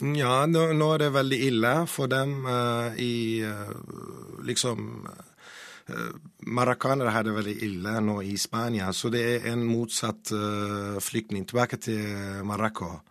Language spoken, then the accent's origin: Norwegian; Iraqi Kurdistan, Kurdistan Region, Iraq; Norwegian is a second language; now in Norway; Jeg er en kurder fra eh, Nord-Irak, Kurdistan